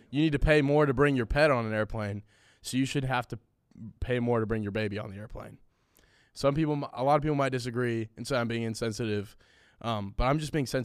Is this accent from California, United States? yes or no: yes; California, United States; growing up in California